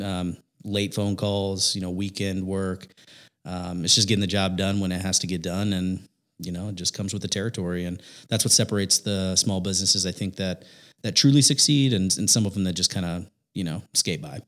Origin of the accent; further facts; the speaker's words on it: Indiana, United States; born and raised in Indiana